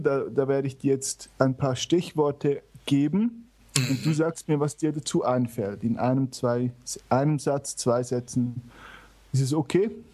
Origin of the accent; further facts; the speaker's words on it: German-speaking Switzerland, Switzerland; ich bin in der Deutschschweiz aufgewachsen